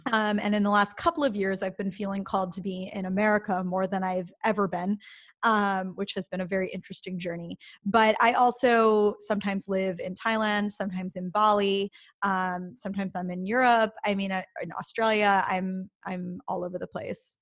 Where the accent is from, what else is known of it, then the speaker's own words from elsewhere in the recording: Midwest, United States; I grew up in the Midwest